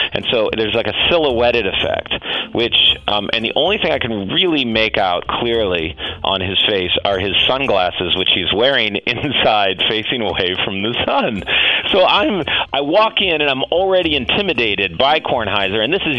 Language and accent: English; Chicago, Illinois, United States; I came from Chicago.